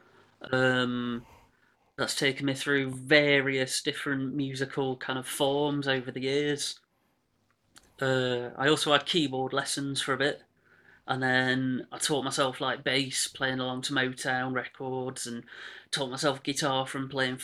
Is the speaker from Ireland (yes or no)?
no; Bestwood Village, East Midlands, United Kingdom; moved away as an adult; also born or lived in Manchester / Netherlands; now in Hucknall, United Kingdom; I was brought up in a village called Bestwood Village